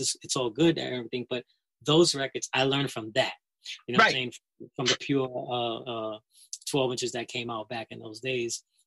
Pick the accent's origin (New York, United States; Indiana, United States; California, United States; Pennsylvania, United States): New York, United States; New York City; that record store two blocks away because I'm from the Bronx